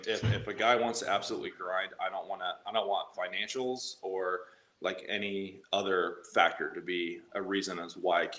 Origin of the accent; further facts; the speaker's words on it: Indiana, United States; Indiana. Yeah, middle of nowhere, one of those small towns you just kind of like keep driving through